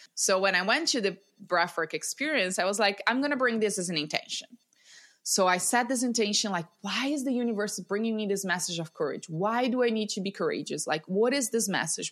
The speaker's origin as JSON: {"language": "English", "country": "Brazil", "tie": "born or raised there", "said": "I'm from Brazil, born and raised in Brazil"}